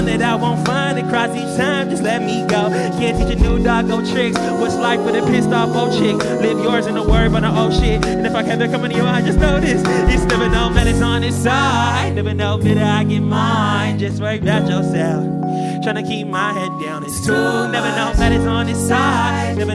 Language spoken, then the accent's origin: English; Burien, Washington, United States; I'm from Berrien, and, like, the school I was going to, there wasn't any, like, there's no arts program